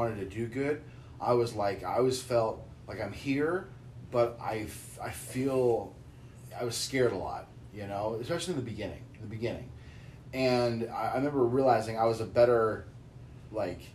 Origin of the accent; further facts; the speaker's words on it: Boise, Idaho, United States; moved away as an adult; also born or lived in Orange County, California; I grew up very sheltered in Boise, Idaho, in the 90s.